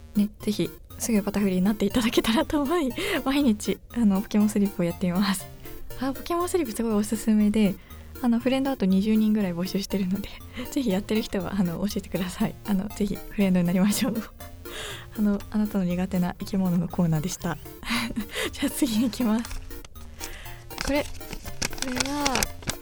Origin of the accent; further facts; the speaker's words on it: Yamagata, Japan; moved away; 私あの山形県出身なんですけど